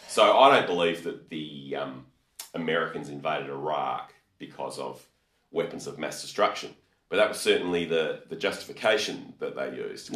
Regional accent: Australia; we're Australian

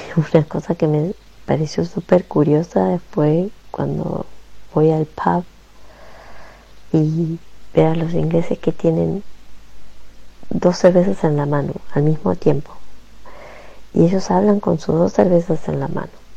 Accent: Garín, Buenos Aires Province, Argentina; moved away as an adult; also born or lived in Escobar, Argentina / Italy; now in London, United Kingdom; nací en Escobar, provincia de Buenos Aires, mm, me crié en Garín, partido de Escobar y hoy hace 17 años que vivo fuera de la Argentina. Primero estuve 5 años en Italia y hoy estoy en Londres

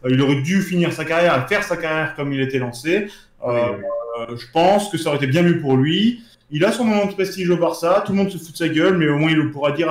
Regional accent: Marseille, Provence-Alpes-Côte d'Azur, France; On est Marseillais, on adore Bounassar.

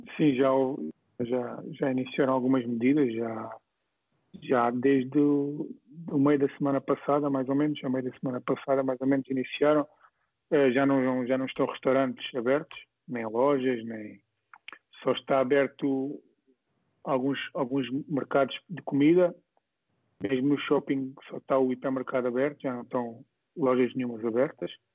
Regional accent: Moita, Setúbal, Portugal; foi onde eu cresci, foi onde eu comecei

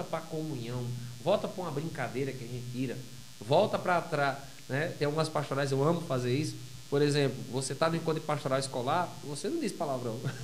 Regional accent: Iguatu, Ceará, Brazil; now in Parnamirim, Brazil; Eu sou do interior do Ceará. Eu sou cearense, com muito orgulho.

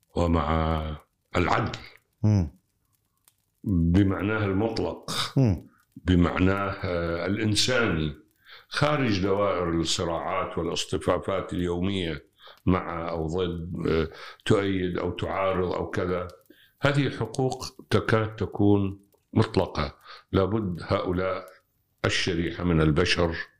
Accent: Iraq; عندنا بالعراق

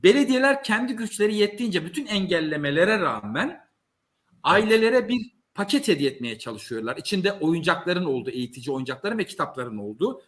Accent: Malatya, Turkey; biyolojik olarak Malatyalıyım. Ben Malatya'nın bir devlet okulunda yetiştim.

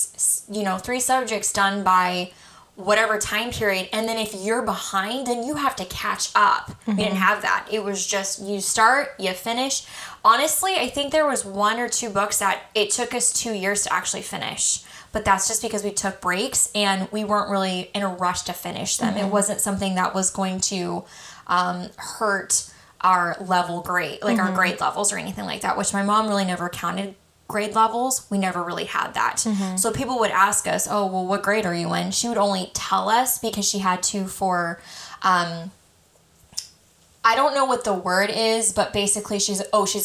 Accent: Colorado, United States; our church group that I went to as a child growing up in Colorado

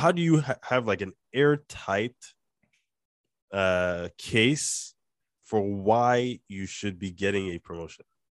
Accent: Nigeria; accent: Nigerian; my, my Nigerian accent

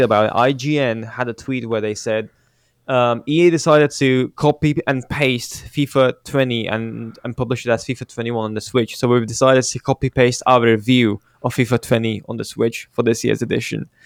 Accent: Romania; my hometown team is promoted to, uh, the first league of it, of Romanian football

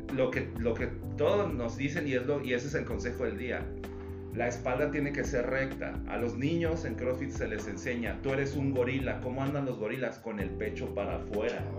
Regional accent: Toluca, State of Mexico, Mexico; now in Mexicali, Mexico; yo no soy de aquí en Mexicali, tengo la mitad de mi vida aquí, pero eh, de donde yo soy, de, yo nací en Ciudad de México y viví en Toluca

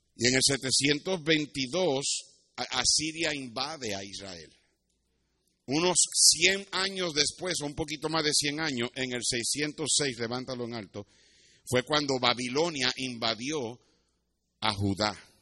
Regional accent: Puerto Rico; Yo me crié en Puerto Rico y me crié cerca de la playa

